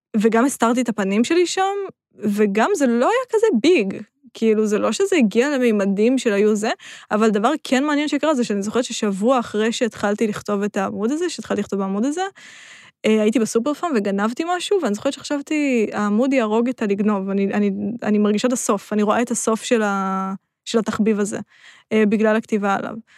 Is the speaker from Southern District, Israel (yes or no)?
no; Rishon LeZion, Central District, Israel; moved away as an adult; now in Tel Aviv, Israel; עברתי מראשון